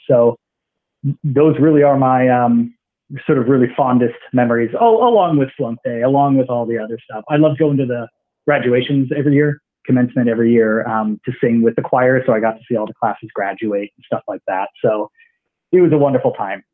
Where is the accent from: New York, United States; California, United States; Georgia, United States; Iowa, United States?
Iowa, United States; moved away as an adult; also born or lived in Galesburg, Illinois / Boston, Massachusetts; I'm from Iowa originally